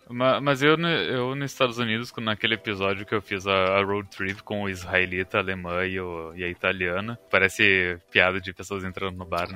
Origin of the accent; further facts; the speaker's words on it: Brazil; a gente fala Raven, tipo o Ra brasileiro